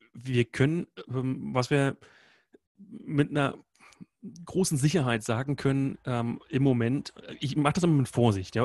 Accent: Berlin, Germany; moved away as an adult; also born or lived in Iceland; bin geboren in Berlin, habe die letzten Jahre aber in Island gelebt

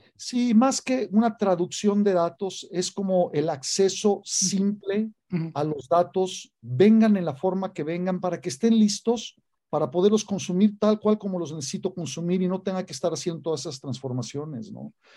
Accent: Mexico; haber nacido aquí, haber vivido toda mi vida acá

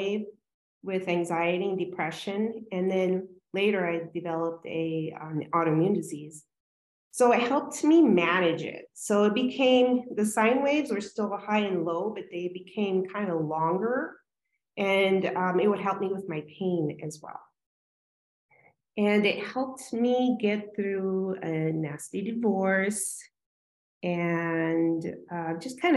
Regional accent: Tucson, Arizona, United States; moved away as an adult; also born or lived in California; I'm from Tucson, Arizona originally, and that's where I am back.

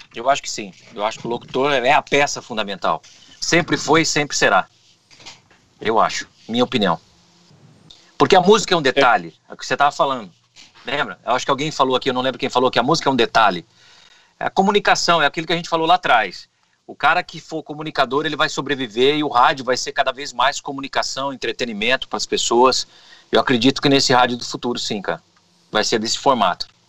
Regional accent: Auriflama, São Paulo, Brazil; now in Americana, Brazil; lá na minha cidade, Auriflama

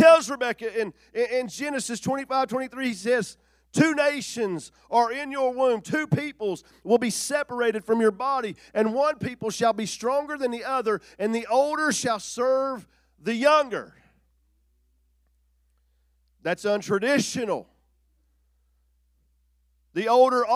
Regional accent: Logan, West Virginia, United States; I was born in Logan, West Virginia in 1977

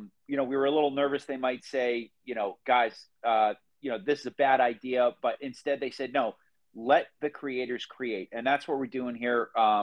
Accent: Phoenix, Arizona, United States; I'm from Phoenix, but right now I'm in Columbus, Ohio, because I have some work that brought me here.

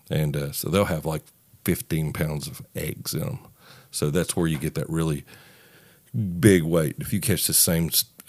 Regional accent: West Virginia, United States; moved away as an adult; now in Nashville, United States; I moved to Nashville from West Virginia about 3.5 years ago, and so this is one of the times, you know, we go home and meet and spend time with family.

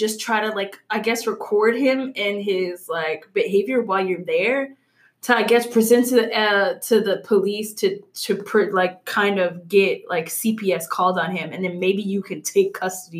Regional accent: Louisiana, United States; I'm from Louisiana

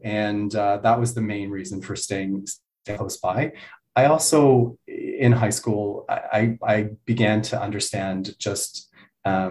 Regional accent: Glenburnie, Ontario, Canada; now in Montreal, Canada; I am from a little place called Glen Burnie, which is very close to Kingston

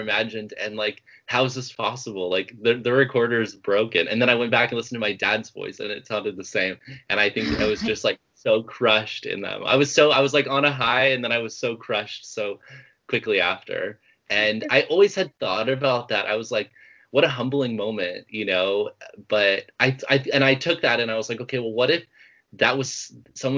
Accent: Oklahoma, United States; moved away as an adult; now in California, United States; I grew up in Oklahoma. I lived there and didn't move out to California until I was 18.

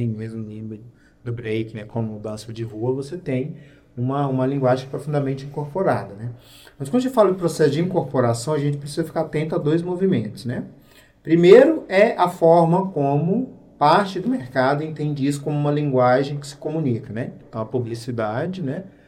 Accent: Goiânia, Goiás, Brazil; Goiânia, né, que era o espaço onde eu cresci

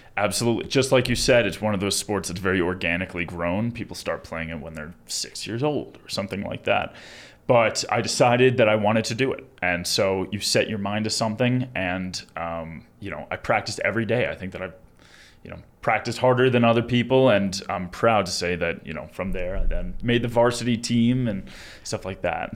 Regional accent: Long Island, New York, United States; moved away as an adult; now in Colorado, United States; I'm from Long Island, New York, originally, born and raised

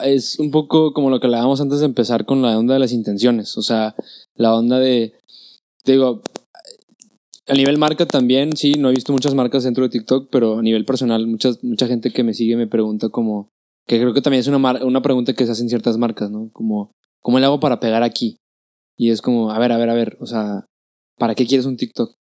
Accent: Monterrey, Nuevo León, Mexico; soy mexicano, mexicano, o sea, de Monterrey toda la vida

